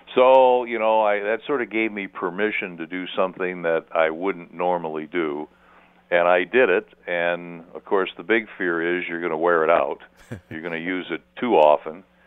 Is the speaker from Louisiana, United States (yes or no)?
no; Detroit, Michigan, United States; moved away; also born or lived in St. Louis; growing up in Detroit